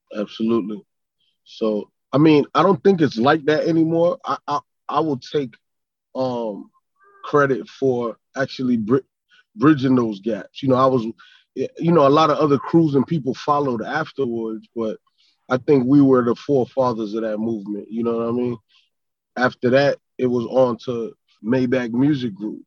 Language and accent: English; Miami, Florida, United States; accent: up north; also born or lived in Brooklyn, New York; being a kid from Brooklyn, growing up in Miami, there was always some um, diversity. You know, I dressed different, I talked different.